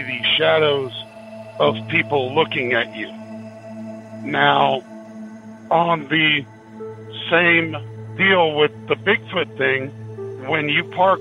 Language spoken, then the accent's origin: English; Oklahoma, United States; Back just outside of my hometown is a small town called Ripley, Oklahoma.